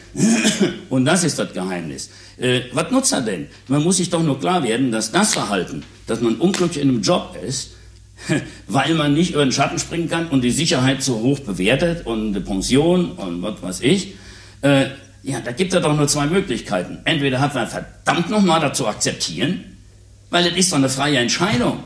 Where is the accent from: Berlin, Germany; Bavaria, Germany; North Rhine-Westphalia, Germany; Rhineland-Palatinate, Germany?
North Rhine-Westphalia, Germany; Münster; hier bei uns in Münster